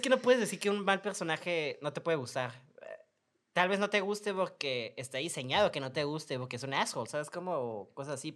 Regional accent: Mexico; somos mexicanos

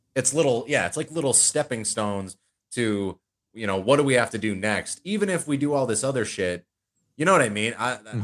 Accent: United States; being especially an American citizen

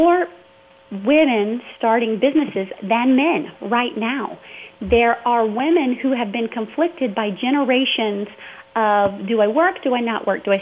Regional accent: the South, United States; I was raised in the South, first of all, very evangelical background

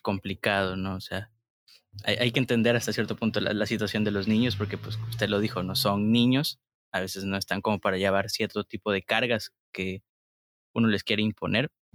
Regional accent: Tabasco, Mexico; nosotros también somos de Tabasco

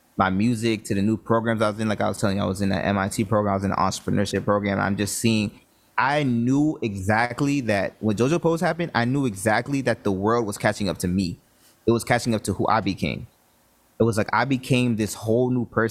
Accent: Broward County, South Florida, United States; I'm from Florida. I'm from South Florida, from Broward County

